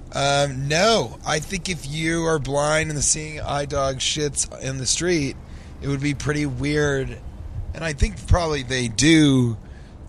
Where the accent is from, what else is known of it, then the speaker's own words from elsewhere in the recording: Colorado, United States; I'm from Colorado